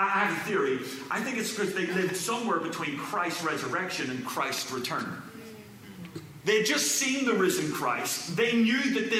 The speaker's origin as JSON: {"language": "English", "country": "Ireland", "moved": "as an adult", "lives_now": "California, United States"}